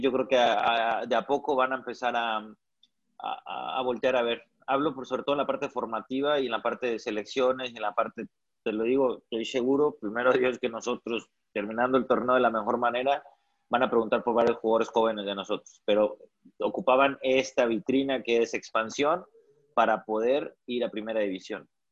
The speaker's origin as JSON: {"language": "Spanish", "town": "Ciudad Victoria", "region": "Tamaulipas", "country": "Mexico", "said": "yo soy de Ciudad Victoria"}